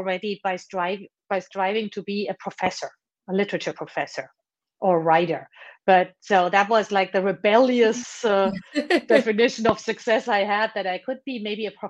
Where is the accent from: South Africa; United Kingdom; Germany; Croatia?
Germany; moved away as an adult; now in United States; I was born and raised in Germany